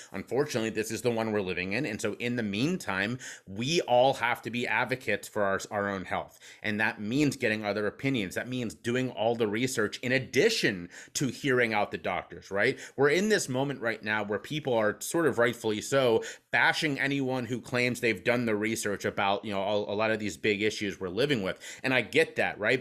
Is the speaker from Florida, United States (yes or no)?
no; Cincinnati, Ohio, United States; now in Pennsylvania, United States; I'm from Cincinnati, Ohio, where whiskey flows like water